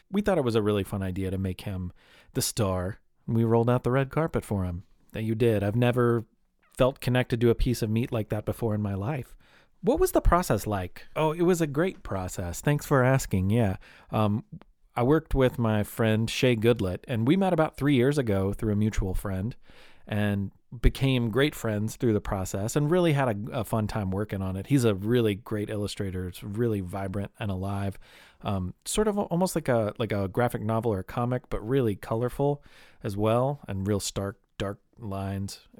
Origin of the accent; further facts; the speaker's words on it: Louisville, Kentucky, United States; it's currently available now in my hometown of Louisville